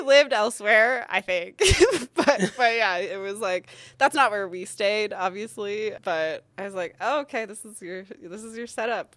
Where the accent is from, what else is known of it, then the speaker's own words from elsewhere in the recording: Ontario, Canada; moved away as an adult; also born or lived in Calgary; now in Yukon, Canada; So I moved up here from Calgary, actually, but, um, I'm an Ontario girl